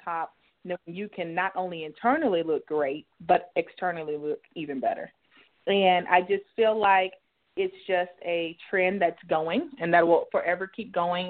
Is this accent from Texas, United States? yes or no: yes; Dallas, Texas, United States; I'm born and raised in Dallas